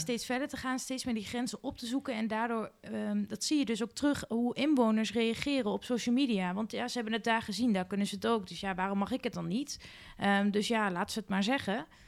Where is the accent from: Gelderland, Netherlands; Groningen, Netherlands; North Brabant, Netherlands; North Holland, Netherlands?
Gelderland, Netherlands; Winterswijk; als lokaal raadslid omdat ik uit Winterswijk kom